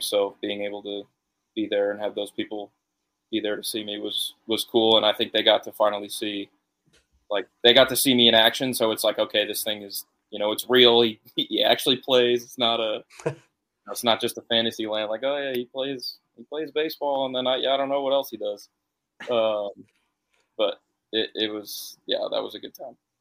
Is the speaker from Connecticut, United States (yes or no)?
yes; Connecticut, United States